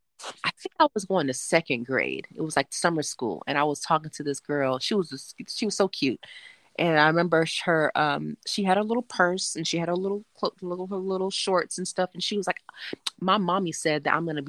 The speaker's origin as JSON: {"language": "English", "town": "Miami", "region": "Florida", "country": "United States", "tie": "born or raised there", "said": "I grew up in Miami"}